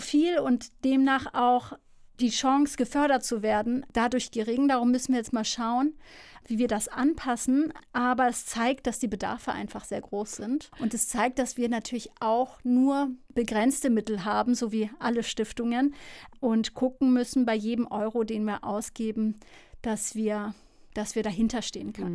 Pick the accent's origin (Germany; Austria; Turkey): Germany; Hamburg; moved away; also born or lived in Lille, France / Münster / Netherlands; nach Harburg oder Neugraben, ähm, Hamburg Süd quasi, wo ich aufgewachsen bin